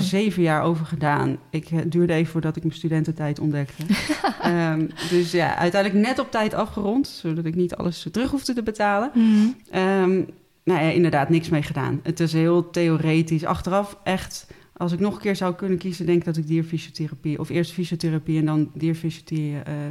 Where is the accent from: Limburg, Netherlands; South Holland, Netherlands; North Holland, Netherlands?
North Holland, Netherlands; Den Helder; moved away as an adult; now in Utrecht, Netherlands; ik ben opgegroeid in Den Helder